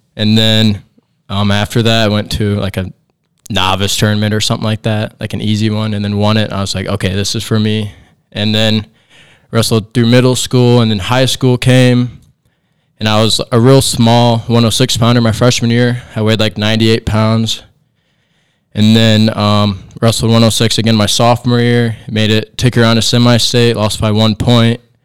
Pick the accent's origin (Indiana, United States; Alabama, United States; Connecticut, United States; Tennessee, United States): Indiana, United States; Angola; a small town in Indiana. Uh, grew up here my whole life